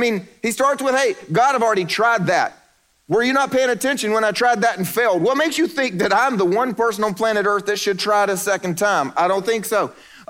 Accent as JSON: {"language": "English", "region": "South Carolina", "country": "United States", "also_born_or_lived": "Eastern Europe", "moved": "as an adult", "said": "I'm from South Carolina, for the record."}